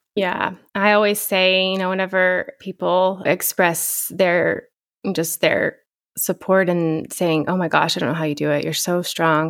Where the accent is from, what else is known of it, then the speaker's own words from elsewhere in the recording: Shamrock, Texas, United States; moved away as an adult; now in Lubbock, United States; the Texas Panhandle, Shamrock, Texas. I live in Lubbock now. I moved here in two thousand six to go to college